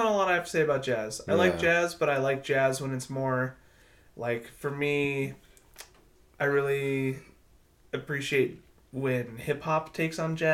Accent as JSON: {"language": "English", "town": "Plano", "region": "Texas", "country": "United States", "tie": "born or raised there", "said": "I grew up in Plano, Texas, one of the whitest places in the world"}